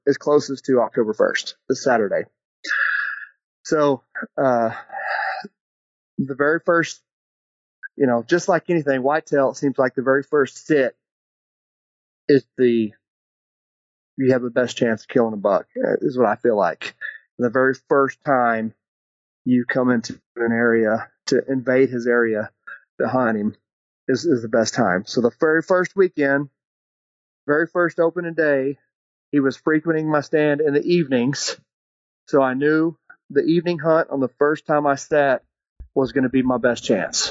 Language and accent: English; Forney, Texas, United States; I'm from Forney, Texas, just outside of Dallas.